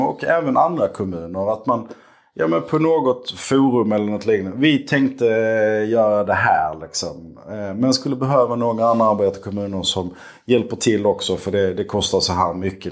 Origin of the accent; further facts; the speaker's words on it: Skåne, Sweden; also born or lived in Malmö; now in Lomma, Sweden; jag är skåning